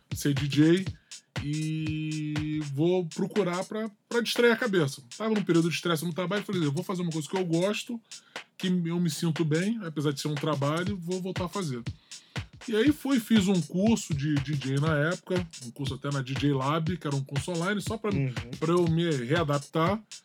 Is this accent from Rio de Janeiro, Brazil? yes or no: yes; Rio de Janeiro, Brazil; natural do Rio de Janeiro, carioca da gema